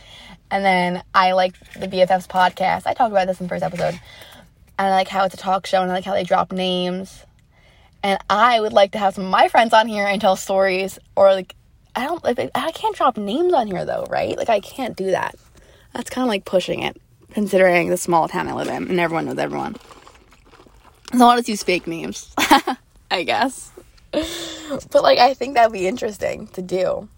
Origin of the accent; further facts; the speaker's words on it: New York, United States; Like, my roommate's from Kentucky, Like, what? And I'm from New York.